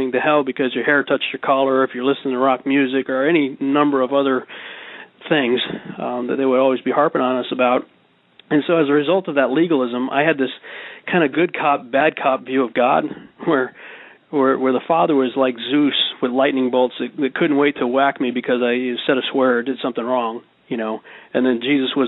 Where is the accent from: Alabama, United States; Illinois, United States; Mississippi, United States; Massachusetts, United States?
Massachusetts, United States; the Berkshires; moved away; also born or lived in Dallas-Fort Worth, Texas; I grew up in the Berkshires with mountains and everything.